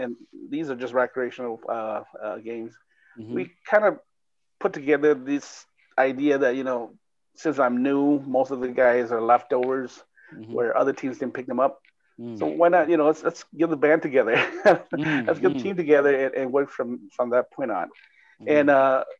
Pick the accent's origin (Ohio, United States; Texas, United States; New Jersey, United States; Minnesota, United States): Minnesota, United States; Minneapolis; moved away; also born or lived in California; I was from Twin Cities here, moved to California in 82, and then came back in 88